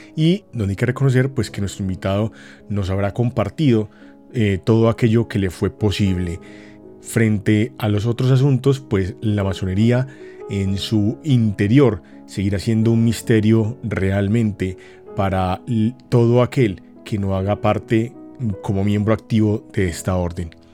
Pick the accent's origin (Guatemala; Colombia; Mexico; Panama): Colombia